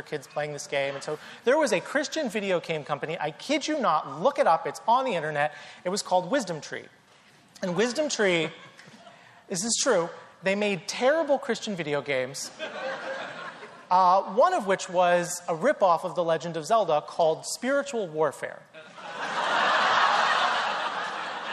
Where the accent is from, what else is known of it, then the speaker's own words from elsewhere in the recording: North Carolina, United States; I grew up in the South, in North Carolina.